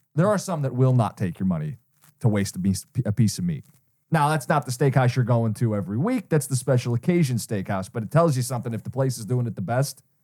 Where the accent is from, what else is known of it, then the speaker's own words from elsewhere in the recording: Detroit, Michigan, United States; I'm from Michigan